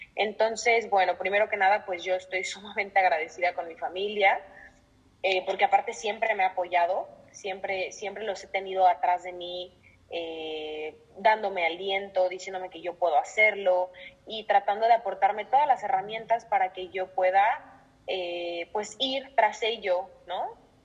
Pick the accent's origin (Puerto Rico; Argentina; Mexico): Mexico; moved away as an adult; now in Madrid, Spain; soy violinista, soy mexicana y actualmente me encuentro en Madrid, en España